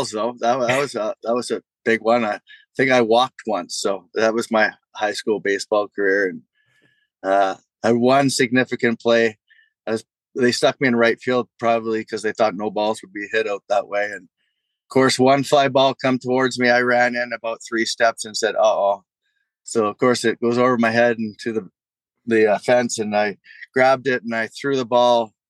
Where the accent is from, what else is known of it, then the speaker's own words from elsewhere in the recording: Toronto, Ontario, Canada; growing up in Toronto, Blue Jays fan back